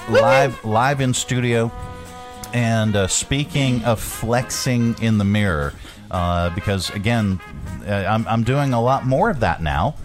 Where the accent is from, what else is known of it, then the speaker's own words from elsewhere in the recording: Pittsburgh, Pennsylvania, United States; now in Virginia, United States; I'm from Pittsburgh